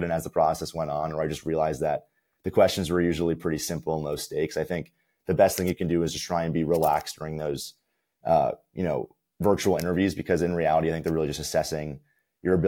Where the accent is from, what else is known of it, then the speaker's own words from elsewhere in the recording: Summit, New Jersey, United States; I'm currently from Summit, New Jersey